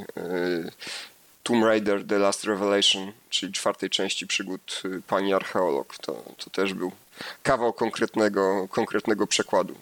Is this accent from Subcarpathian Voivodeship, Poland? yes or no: no; Lower Silesian Voivodeship, Poland; Ja pochodzę z Dolnego Śląska